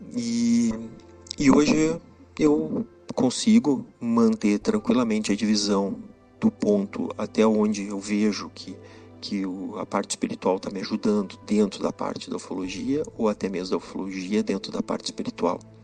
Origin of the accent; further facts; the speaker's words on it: Santana do Livramento, Rio Grande do Sul, Brazil; Sou gaúcho, nascido em Santana do Livramento, na divisa com o Uruguai, com Rivera